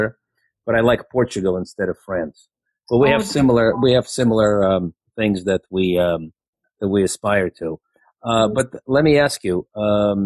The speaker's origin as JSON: {"language": "English", "country": "Ukraine", "moved": "yes", "said": "I'm originally from Ukraine myself, having emigrated 40 years ago"}